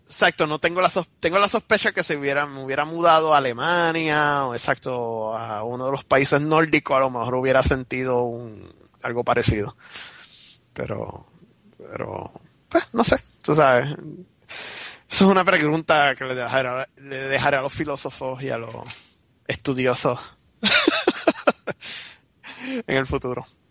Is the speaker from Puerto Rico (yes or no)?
yes; Puerto Rico; moved away; soy puertorriqueño